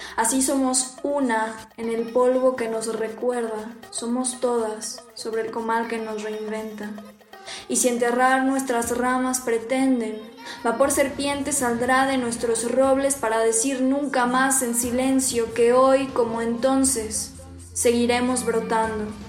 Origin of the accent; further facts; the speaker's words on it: Texcoco, State of Mexico, Mexico; tengo 22 años, soy de Texcoco, Estado de México